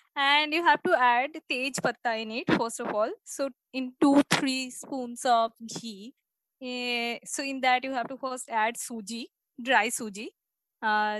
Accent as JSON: {"language": "English", "town": "Kolkata", "region": "West Bengal", "country": "India", "said": "I'm from Bengal, Kolkata"}